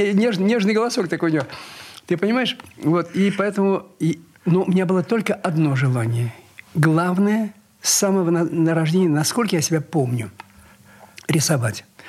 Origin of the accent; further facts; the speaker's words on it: Kazan, Tatarstan, Russia; now in Saint Petersburg, Russia; Я родился в Казани